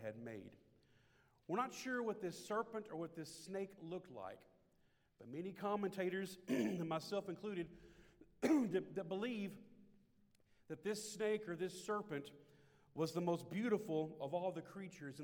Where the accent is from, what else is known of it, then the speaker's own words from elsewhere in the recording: Shreveport, Louisiana, United States; Shreveport, Louisiana. My hometown.